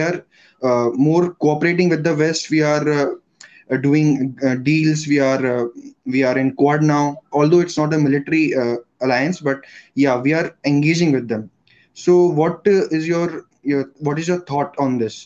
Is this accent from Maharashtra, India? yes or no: no; Jhansi, Uttar Pradesh, India; I'm from Jhansi, Uttar Pradesh, India